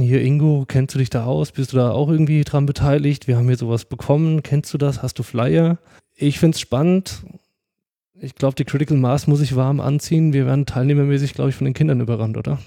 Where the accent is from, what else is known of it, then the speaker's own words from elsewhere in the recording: Giessen, Hesse, Germany; also born or lived in Pohlheim; now in Darmstadt, Germany; meiner alten Heimat